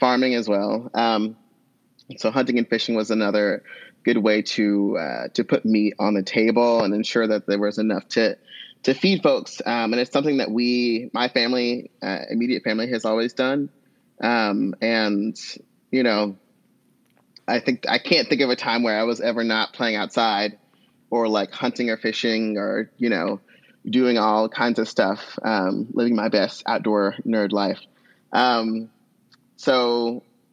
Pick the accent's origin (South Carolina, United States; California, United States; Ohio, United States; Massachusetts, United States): South Carolina, United States; Seneca; moved away as an adult; also born or lived in Griffin, Georgia; now in Brooklyn, New York, United States; I'm originally from Seneca, South Carolina, near Clemson University